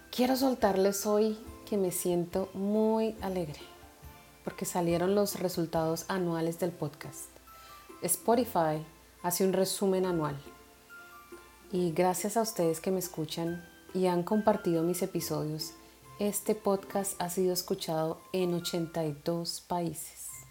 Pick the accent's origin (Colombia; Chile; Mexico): Colombia; moved away; en Colombia celebramos el Día de las Velitas